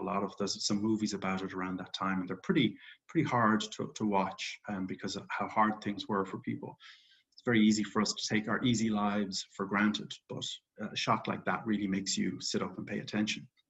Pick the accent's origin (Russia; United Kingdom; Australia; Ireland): Ireland; moved away; I grew up in Ireland. I'm actually back in Ireland right now